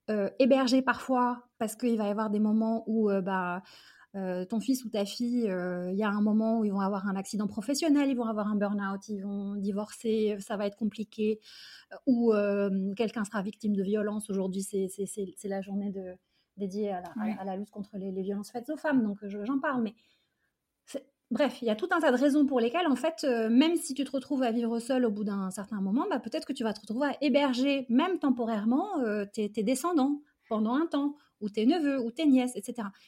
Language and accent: French; Algeria; born there; je suis née en Algérie et mes parents sont nés et ont grandi là-bas